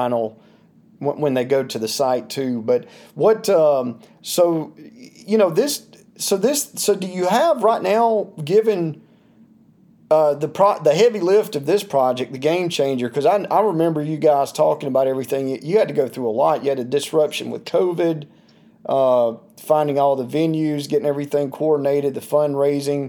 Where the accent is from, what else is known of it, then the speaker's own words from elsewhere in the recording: Toccoa, Georgia, United States; my hometown where I'm originally from, in Toccoa, Georgia